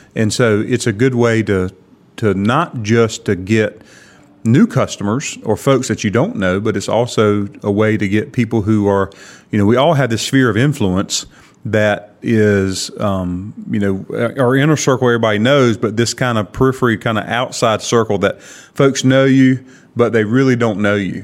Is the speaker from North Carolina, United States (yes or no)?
yes; Kinston, North Carolina, United States; Grew up here